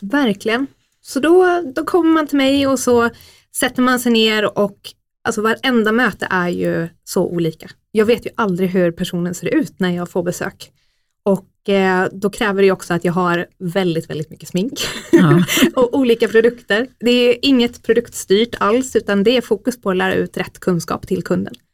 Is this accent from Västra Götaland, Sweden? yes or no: no; Oskarshamn, Kalmar County, Sweden; moved away as an adult; now in Stockholm, Sweden; Jag är ju faktiskt född här från början, men eh, har varit uppväxt i Oskarshamn